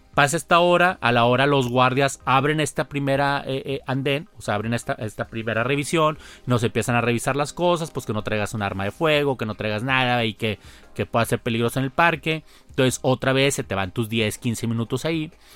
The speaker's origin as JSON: {"language": "Spanish", "country": "Mexico", "said": "como mexicano"}